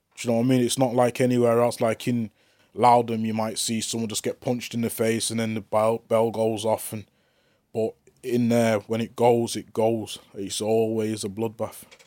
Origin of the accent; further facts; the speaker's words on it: Manchester, North West England, United Kingdom; I'm from Manchester